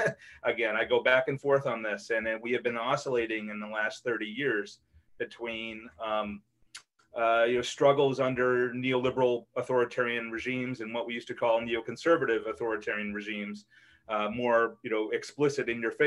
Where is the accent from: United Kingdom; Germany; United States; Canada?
United States; Wisconsin; moved away; also born or lived in Seattle; I'm from Wisconsin originally. It's largely my home.